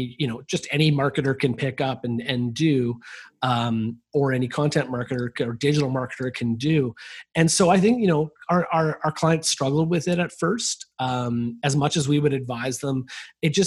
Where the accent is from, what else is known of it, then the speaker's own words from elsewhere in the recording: Vancouver, British Columbia, Canada; I'm from Vancouver, and Vancouver's right next to the border with the United States